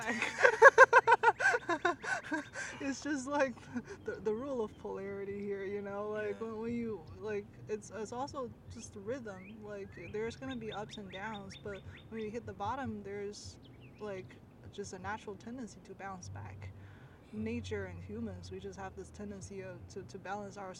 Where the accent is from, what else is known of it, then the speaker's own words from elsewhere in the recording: China; me growing up in China